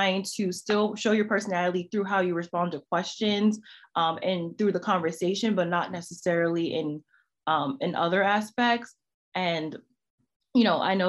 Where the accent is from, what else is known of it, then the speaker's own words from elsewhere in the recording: New York City, New York, United States; I'm from New York City